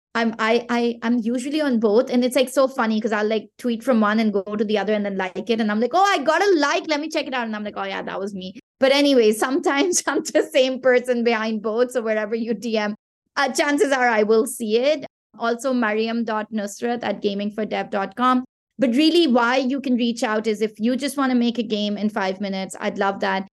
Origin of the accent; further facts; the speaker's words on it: Pakistan; first language Pashto; English is a second language; Pakistan, which is my home country